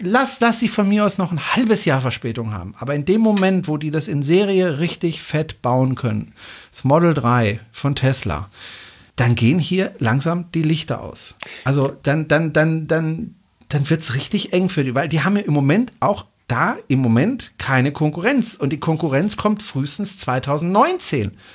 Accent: Baden-Württemberg, Germany; hier bei uns in Baden-Württemberg

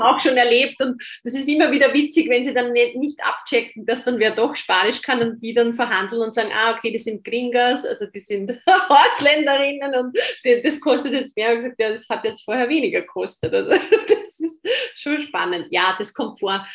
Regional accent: Austria; ich bin Österreicherin

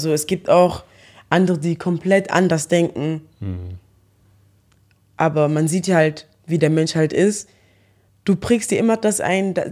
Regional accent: Eschweiler, North Rhine-Westphalia, Germany; ich bin deutsch. Wenn ich jetzt sage, okay, ich bin äh, in Eschweiler geboren und aufgewachsen.

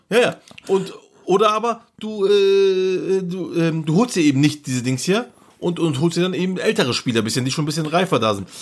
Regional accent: Turkey; hier bei uns in der Türkei

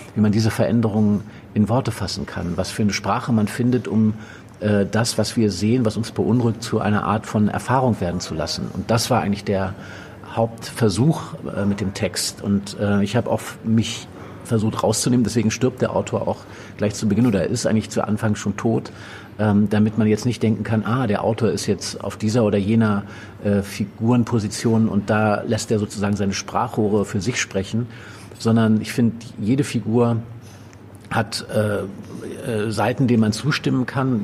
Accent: Northern Germany, Germany; moved away; also born or lived in Brandenburg; ich komme aus Norddeutschland

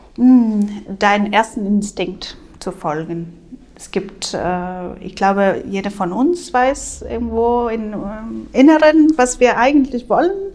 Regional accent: Spain; moved away; als Spanierin

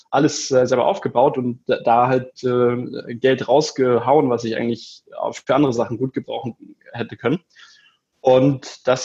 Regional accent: Kiel, Schleswig-Holstein, Germany; Richtig. Ich komme ursprünglich aus Kiel, genau.

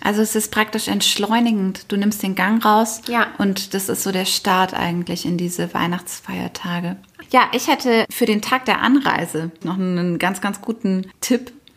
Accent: Nagold, Baden-Württemberg, Germany; moved away; meine Heimat ist ja Nagold und dort eben auch in meinem Elternhaus, wo wir alle groß geworden sind

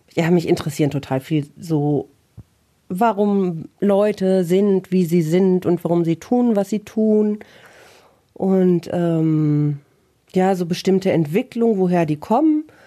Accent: Bielefeld, North Rhine-Westphalia, Germany

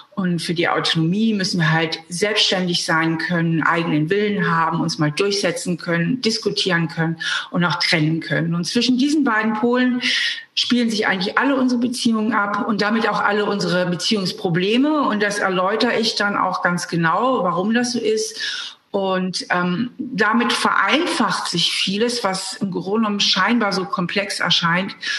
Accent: Hamburg, Germany; moved away as an adult; now in Trier, Germany; Ich bin ja Hamburgerin, bin von Hamburg nach Trier gezogen zum Studieren.

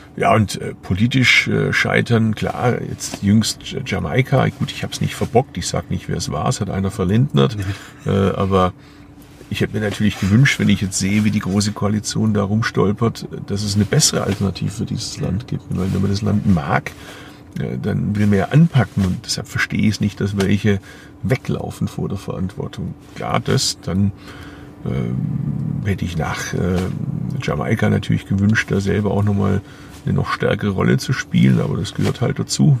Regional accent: Bad Urach, Baden-Württemberg, Germany; moved away; die Region, aus der ich stamme, Urach

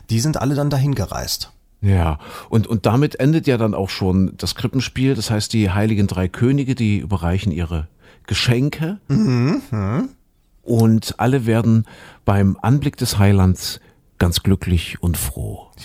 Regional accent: Köthen, Saxony-Anhalt, Germany; ich bin ja in Sachsen-Anhalt in Kuhköthen groß geworden, wie du schon sagst.

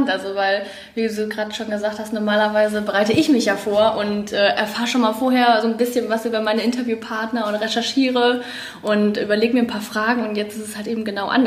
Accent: Kassel, Hesse, Germany; now in Iserlohn, Germany; Ich äh, komme nicht aus Iserlohn. Ich komme aus Kassel und ähm, ja, ich bin zum Studieren hierher gekommen

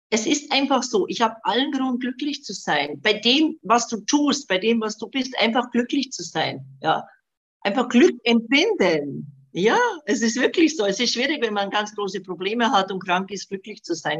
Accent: Bosnia & Herzegovina; now in Germany; Also ich bin gebürtig aus Bosnien, habe eben seit 75 in Deutschland gelebt

